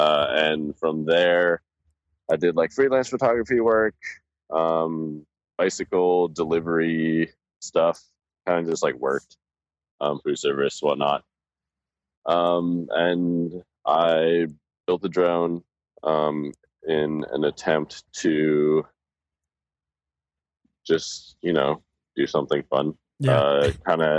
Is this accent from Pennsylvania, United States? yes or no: no; Colorado, United States; I'm a skier. You know, I'm from Colorado. Right. I've skied my entire life since I was like 3 years old.